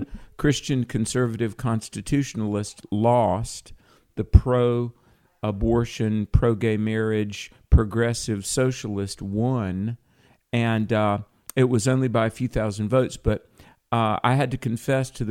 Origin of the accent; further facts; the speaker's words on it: North Carolina, United States; my home state of North Carolina